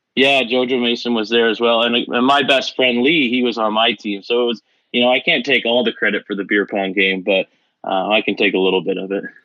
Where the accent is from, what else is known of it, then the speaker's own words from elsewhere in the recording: Dorchester, Ontario, Canada; my hometown, small town living in Dorchester